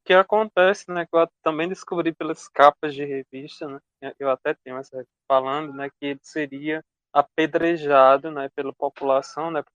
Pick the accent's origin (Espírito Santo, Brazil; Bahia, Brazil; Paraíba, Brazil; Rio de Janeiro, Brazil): Paraíba, Brazil; Picuí; Eu sou aqui de uma cidade do interior da Paraíba, Picuí, que tem 18 mil habitantes